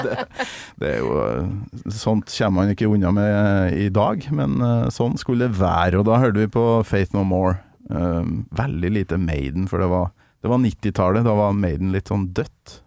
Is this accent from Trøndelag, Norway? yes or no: yes; Kolvereid, Trøndelag, Norway; also born or lived in Namsos; nord for Namsos, Kolvereid, men jeg bodde jo i Namsos